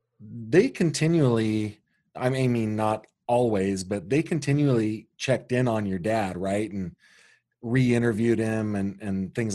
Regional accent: Sacramento, California, United States; So, I am a student from San Juan Unified School District. I graduated from high school in Sacramento.

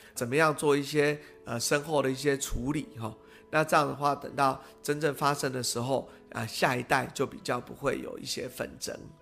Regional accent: Pingtung County, Taiwan; now in Taipei, Taiwan; 因为我们是屏东人吼

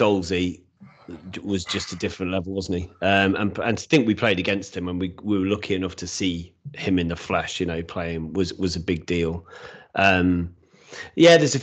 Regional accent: England, United Kingdom; as an Englishman

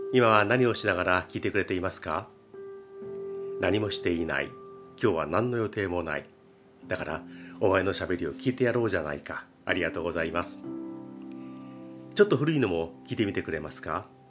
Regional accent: Japan; 我々日本人

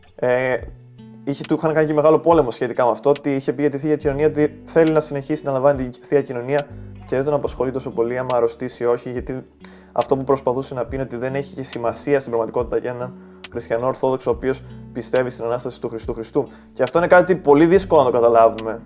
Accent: Greece; σαν Έλληνες

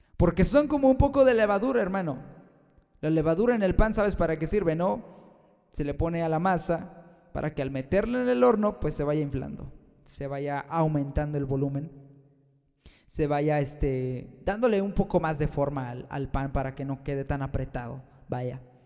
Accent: Mexico; Aquí en mi país, México

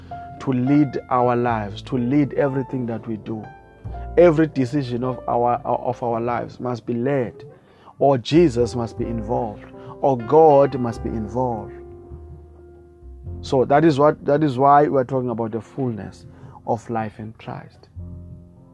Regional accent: South Africa; I come all the way from South Africa

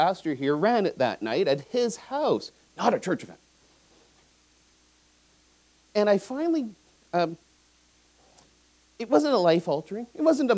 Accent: Vancouver, British Columbia, Canada; I grew up in Vancouver. I went to John Oliver Secondary

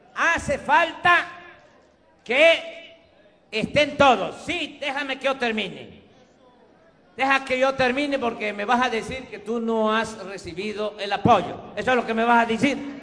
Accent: Tabasco, Mexico; moved away; Este es mi origen, esta es mi tierra, esta es mi agua

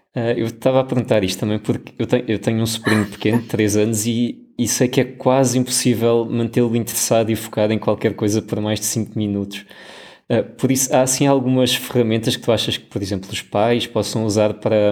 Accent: Portugal; moved away; da nossa herança enquanto portugueses

